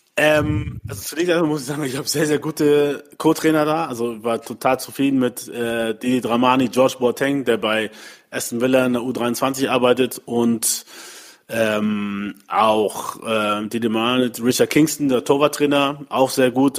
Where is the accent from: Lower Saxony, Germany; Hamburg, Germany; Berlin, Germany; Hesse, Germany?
Hamburg, Germany; also born or lived in Mainz; in Deutschland ähm, in dem Land, wo ich geboren bin, aufgewachsen bin